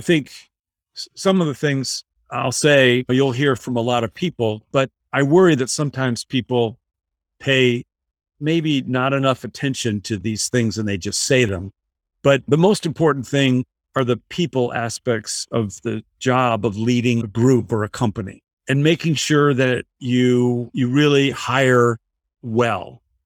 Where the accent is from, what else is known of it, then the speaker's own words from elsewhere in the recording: Michigan, United States; I was growing up in Michigan